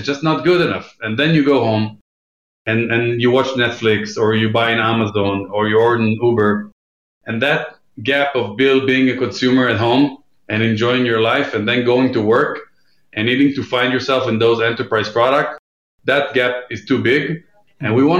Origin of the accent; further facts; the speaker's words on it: Israel; moved away as an adult; now in New York, United States; I'm based in New York right now. I grew up in Israel.